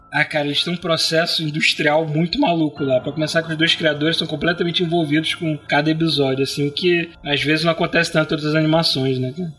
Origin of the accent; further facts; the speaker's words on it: Brazil; eu sou brasileiro